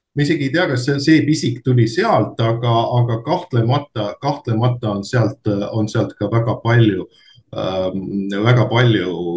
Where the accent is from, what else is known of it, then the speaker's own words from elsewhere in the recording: Narva, Ida-Viru County, Estonia; pärit olen Narvast